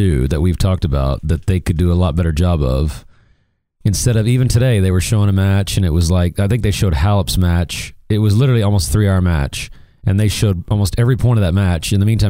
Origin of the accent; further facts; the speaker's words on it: Missouri, United States; now in Dallas, United States; I was born in Missouri, and Missouri is no good in basketball anymore. And we don't have a big Division I college here in Dallas